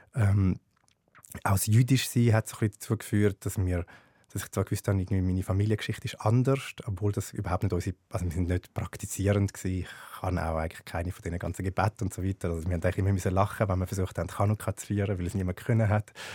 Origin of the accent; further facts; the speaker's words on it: Zurich, Switzerland; als Bub in Schwammendingen